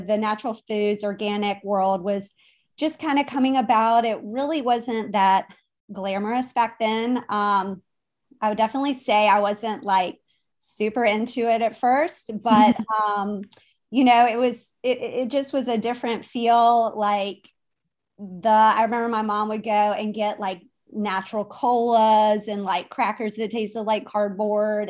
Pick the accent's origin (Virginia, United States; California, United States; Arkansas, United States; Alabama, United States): Virginia, United States; Richmond; now in Wilmington, United States; my background is that I am from Richmond originally. I live now in Wilmington, North Carolina